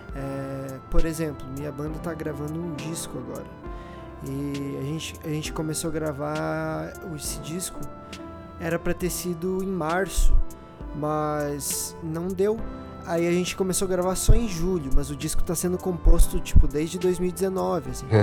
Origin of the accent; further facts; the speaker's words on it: Rio Grande do Sul, Brazil; now in São Paulo, Brazil; sou do Rio Grande do Sul